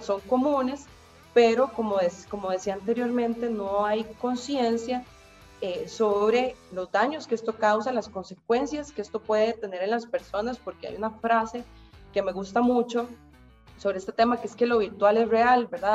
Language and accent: Spanish; Costa Rica; acá en mi país, en Costa Rica